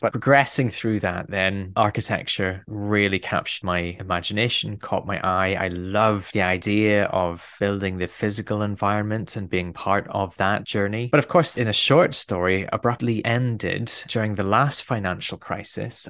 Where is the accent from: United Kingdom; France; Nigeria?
United Kingdom; Belfast, Northern Ireland; I'm a Northern Irish boy, and I grew up in Belfast during quite a difficult period.